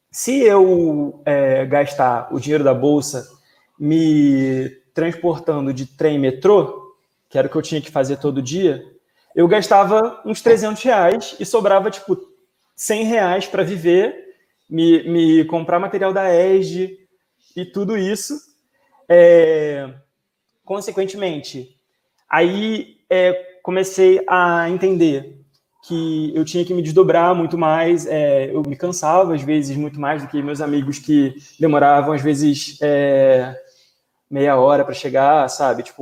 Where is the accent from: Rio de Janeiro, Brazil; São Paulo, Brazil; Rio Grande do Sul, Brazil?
Rio de Janeiro, Brazil; eu nasci e fui criado ali em Campo Grande, que é lá quase no limite da cidade